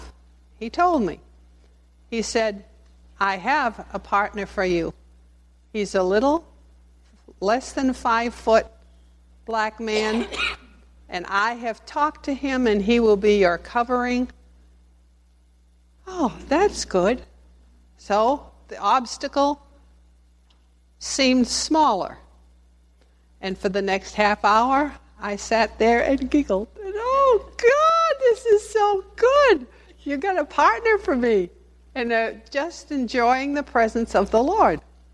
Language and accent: English; Spring, Texas, United States; a little lady from Spring, Texas